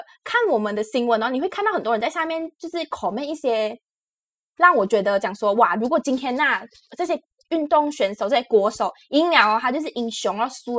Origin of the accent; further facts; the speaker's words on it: Malaysia; now in Taiwan; 因为我们大家都知道我们是马来西亚人，然后来到台湾这件事情嘛